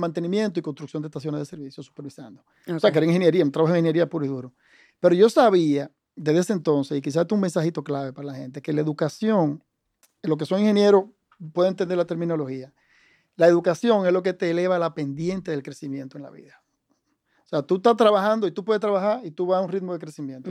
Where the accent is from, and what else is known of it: Santo Domingo, Distrito Nacional, Dominican Republic; born or raised there; also born or lived in Cabrera, Dominican Republic